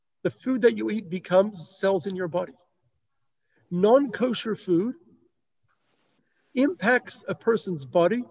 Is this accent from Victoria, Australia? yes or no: yes; Melbourne, Victoria, Australia; where I grew up in Melbourne